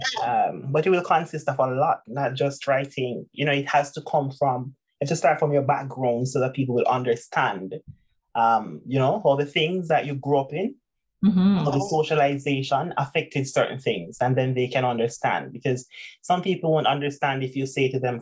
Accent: Jamaica; I'm Jamaican, oh my God, I'm from Jamaica

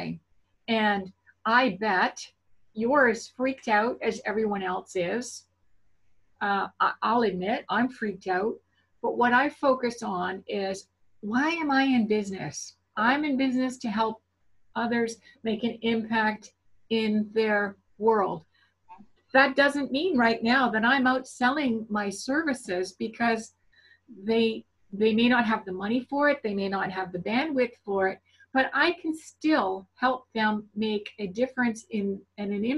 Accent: Canada; I am definitely Canadian.

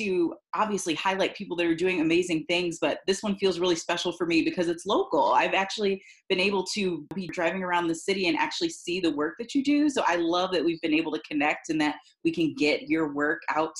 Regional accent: Cleveland, Ohio, United States; she is from my hometown of Cleveland, Ohio.

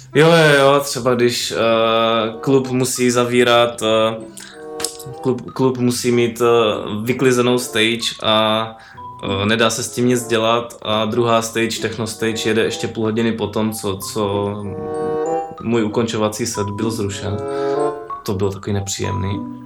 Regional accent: Brno, South Moravian Region, Czechia; u nás v Brně, tam uh, v té naší městské části

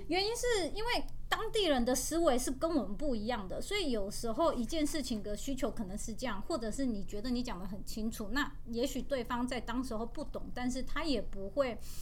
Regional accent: Taiwan; 我是台湾来的

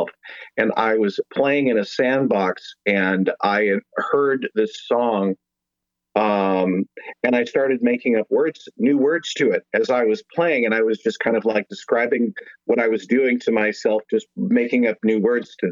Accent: San Jose, California, United States; moved away as an adult; also born or lived in Hollywood, California / Bay Area, California; now in Nashville, United States; I am born and raised in San Jose, California

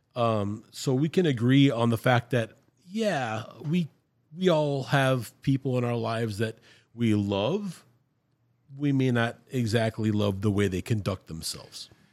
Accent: Brownsville, Texas, United States; we grew up here in Brownsville, Texas

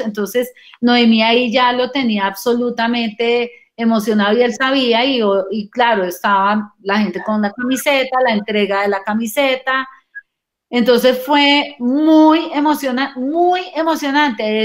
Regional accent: Colombian Caribbean coast, Colombia; como buenos costeños

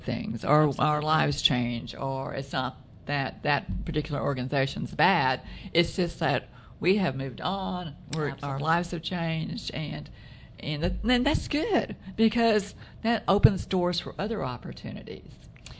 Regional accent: Texas, United States; we come from Texas

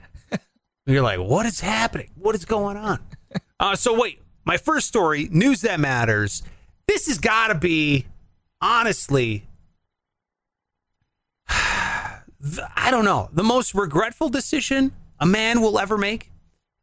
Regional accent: Cleveland, Ohio, United States; I'm from Cleveland

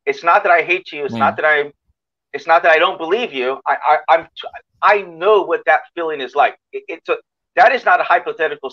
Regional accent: United States; I'm an American

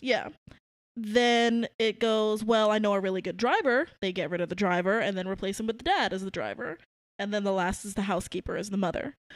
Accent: New York City, New York, United States; I grew up in Brooklyn, New York

